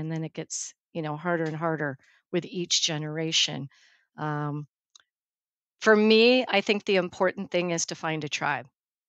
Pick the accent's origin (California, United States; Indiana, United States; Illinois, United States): California, United States; My dad is a hardcore Californian. I think I'm the fourth or fifth generation. We came in a wagon from Iowa in 1853, and we've been in the Bay Area ever since.